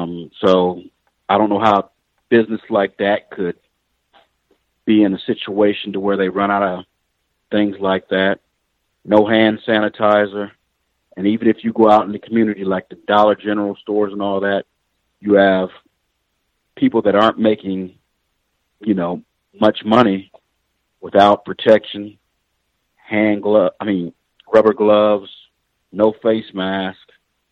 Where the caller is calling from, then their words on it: Columbus, Ohio, United States; I'm calling from the capital city in Columbus.